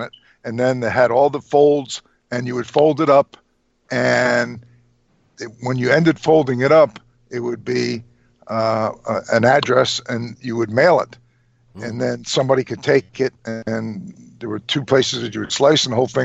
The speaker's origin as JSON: {"language": "English", "town": "Trenton", "region": "New Jersey", "country": "United States", "tie": "born or raised there", "said": "I was born and raised in Trenton, which was about 35 miles from Philly"}